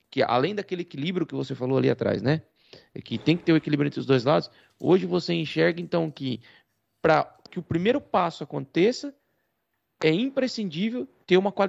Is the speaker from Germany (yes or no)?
no; Portugal; Sim, Nós somos de Portugal.